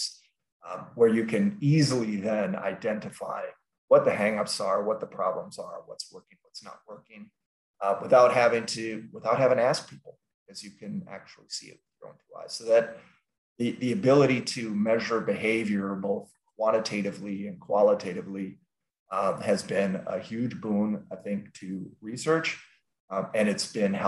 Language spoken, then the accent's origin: English; Minneapolis, Minnesota, United States; we are from Minneapolis, St. Paul, actually